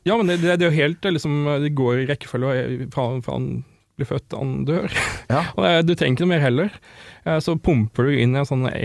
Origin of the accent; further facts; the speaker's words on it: Sørlandet, Norway; jeg vokste opp på Sørlandet